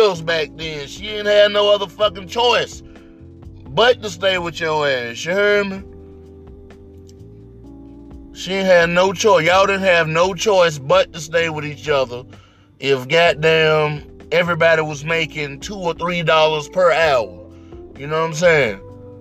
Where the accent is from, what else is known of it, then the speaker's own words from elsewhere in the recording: Mississippi, United States; I grew up in Mississippi